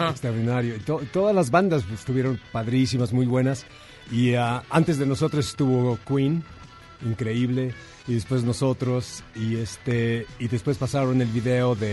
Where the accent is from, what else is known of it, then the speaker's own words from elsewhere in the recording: Mexico; pues yo, yo soy mexicano y yo chiflo.